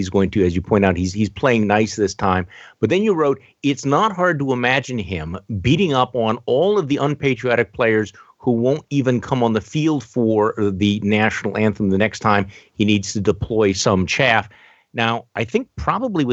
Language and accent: English; Milwaukee, Wisconsin, United States; my hometown in Milwaukee